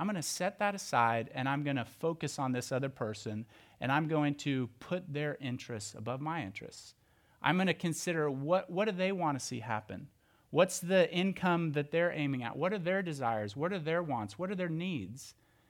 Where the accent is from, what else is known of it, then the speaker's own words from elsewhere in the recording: Oklahoma, United States; You see, when I was growing up, I grew up in Oklahoma, and church looks a little bit different there.